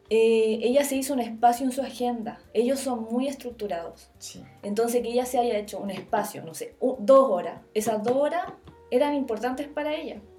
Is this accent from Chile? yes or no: yes; Chile; moved away as an adult; also born or lived in Berlin, Germany / Copenhagen, Denmark / Sweden